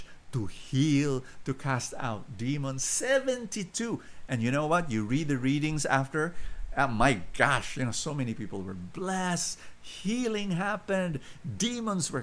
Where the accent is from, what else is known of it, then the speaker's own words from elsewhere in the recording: Philippines; I'm a Filipino